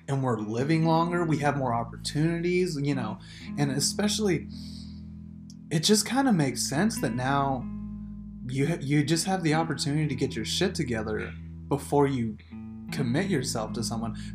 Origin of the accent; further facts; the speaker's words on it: Las Vegas, Nevada, United States; we were born and raised in Vegas